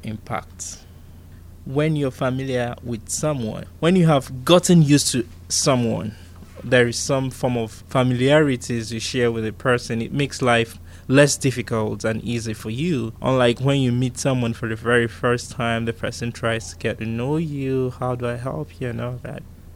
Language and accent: English; Nigeria; moved away as an adult; now in Pittsburgh, United States; I was born in Nigeria